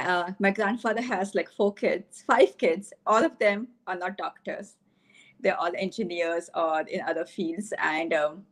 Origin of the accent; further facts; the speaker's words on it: Delhi, India; moved away as an adult; also born or lived in Bronx, United States; I came from Delhi to the Bronx. I was in the Bronx for 7 years at Albert Einstein College of Medicine and Yeshiva University.